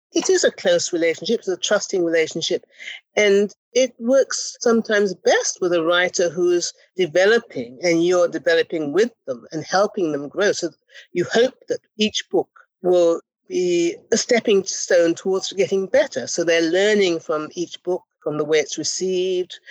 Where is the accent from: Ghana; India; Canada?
Ghana; moved away; We were both young West African women. I'm from Ghana